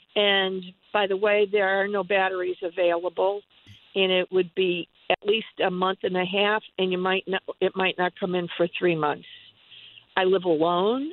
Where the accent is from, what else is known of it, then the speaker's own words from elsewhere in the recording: Cleveland, Ohio, United States; now in Mansfield, United States; I'm from Cleveland originally